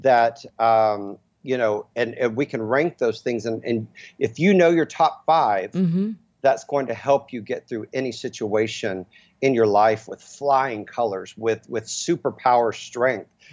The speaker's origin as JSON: {"language": "English", "town": "Dallas", "region": "Texas", "country": "United States", "tie": "born or raised there", "said": "I'm from Dallas, Texas, where I mean it was mm. football and you know athlete athletics"}